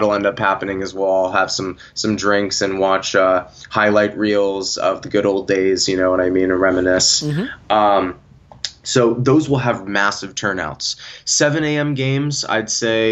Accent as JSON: {"language": "English", "country": "United States", "said": "as American fans"}